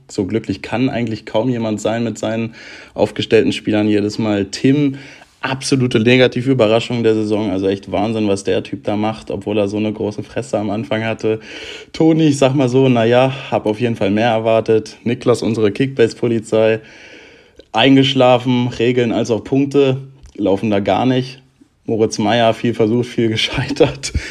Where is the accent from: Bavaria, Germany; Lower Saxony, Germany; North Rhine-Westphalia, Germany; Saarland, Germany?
Lower Saxony, Germany; Hanover; Als Hannoveraner muss ich natürlich auch den Zweitliga-Podcast mit Tusche da hören